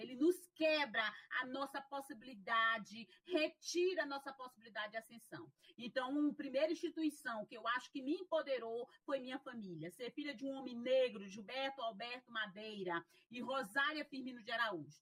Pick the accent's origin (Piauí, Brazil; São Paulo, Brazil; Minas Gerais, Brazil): Piauí, Brazil; interior of; moved away as an adult; now in Fortaleza, Brazil; eu sou filha de uma família negra, né? De uma família negra e trabalhadora do interior do, do Piauí